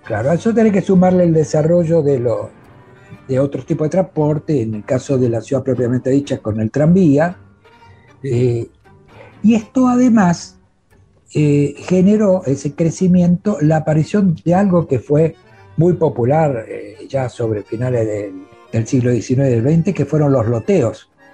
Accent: Avellaneda, Buenos Aires Province, Argentina; nacimos en Avellaneda, vivimos en Avellaneda

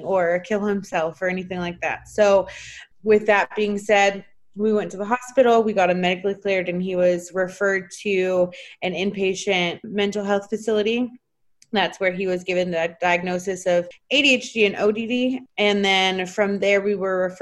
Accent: Washington, United States; now in Texas, United States; my home state of Washington

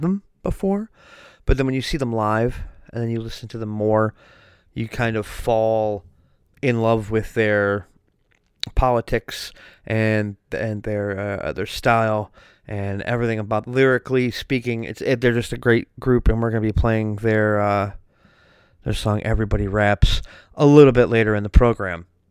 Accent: Wisconsin, United States; I'm from Wisconsin

